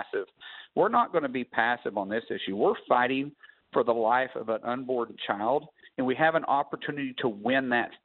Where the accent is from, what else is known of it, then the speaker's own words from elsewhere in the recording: Oklahoma, United States; I'm from Oklahoma